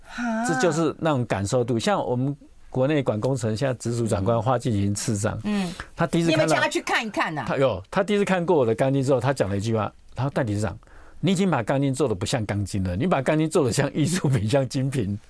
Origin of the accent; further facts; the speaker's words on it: Taiwan; 所以我想说，这几个就是我们台湾地区，呃，近几年要特别注意的地方